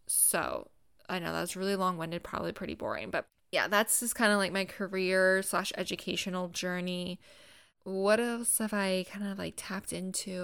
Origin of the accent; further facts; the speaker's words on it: Gainesville, Florida, United States; moved away as an adult; also born or lived in South Carolina / Jacksonville, Florida / Washington, D.C. area; I was born and raised in Gainesville, Florida